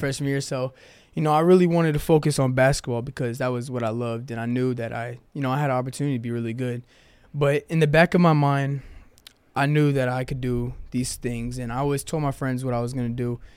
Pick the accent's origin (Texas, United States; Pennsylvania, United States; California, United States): Texas, United States; Houston; moved away as an adult; now in Chattanooga, United States; I'm from Houston, Texas